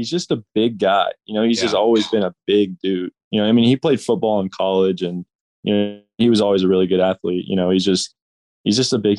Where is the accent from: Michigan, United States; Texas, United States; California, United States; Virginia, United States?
Texas, United States; Arlington; In Arlington? In my hometown?